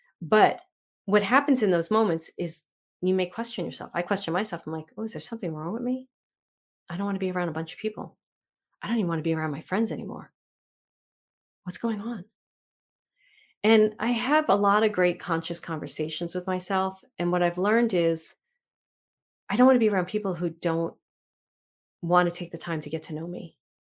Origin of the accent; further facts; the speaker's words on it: New York City, New York, United States; I grew up in Manhattan and Brooklyn.